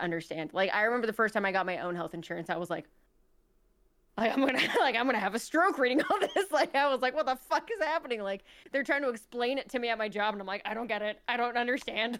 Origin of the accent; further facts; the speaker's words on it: United States; We're American